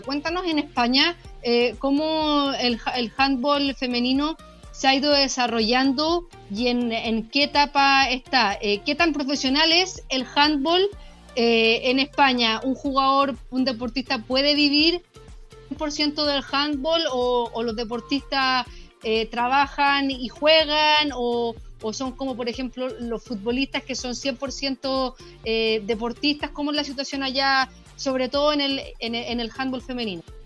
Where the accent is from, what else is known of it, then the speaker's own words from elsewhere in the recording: Chile; como chilena promedio, cuando uno está en el colegio